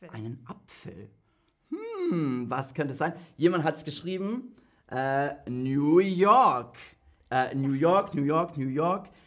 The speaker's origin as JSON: {"language": "German", "region": "England", "country": "United Kingdom", "said": "Und ich als Engländer Tee."}